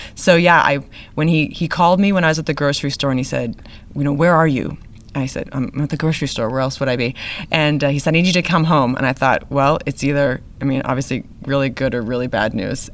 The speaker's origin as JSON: {"language": "English", "region": "New England", "country": "United States", "tie": "born or raised there", "moved": "yes", "lives_now": "Texas, United States", "said": "I grew up in New England"}